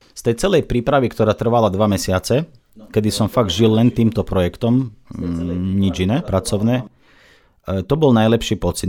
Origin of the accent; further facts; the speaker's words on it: Minsk, Belarus; first language Russian; Slovak is a second language; now in Slovakia; ja ruštinou vládam, vlastne to je môj materinský jazyk. Ja som sa narodil v Bielorusku, v Minsku